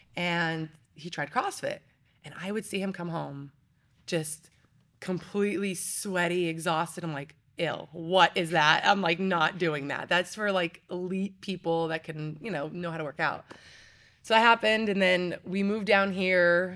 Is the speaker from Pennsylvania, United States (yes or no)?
yes; Pennsylvania, United States; moved away; I was born and raised in Pennsylvania